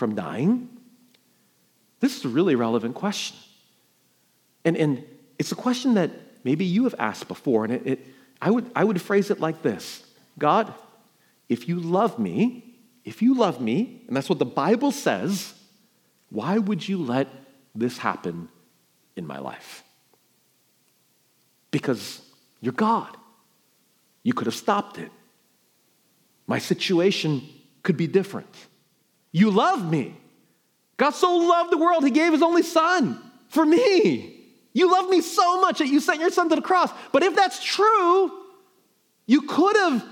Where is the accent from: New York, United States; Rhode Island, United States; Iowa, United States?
New York, United States; moved away; I'm from New York